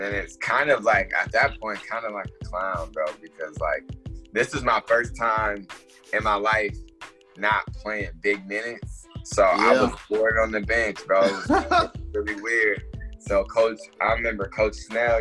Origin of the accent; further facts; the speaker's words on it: Columbus, Ohio, United States; also born or lived in Cleveland, Ohio; we moved from Cleveland to Columbus. I was like 7 years old